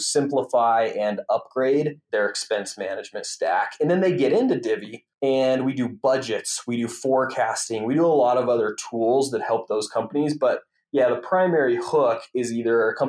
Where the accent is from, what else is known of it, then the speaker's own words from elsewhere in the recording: Winnemucca, Nevada, United States; moved away as an adult; also born or lived in Utah; now in Salt Lake City, United States; I grew up in a small town in northern Nevada, outside of the Reno, Tahoe area. The actual name of the town is Winnemucca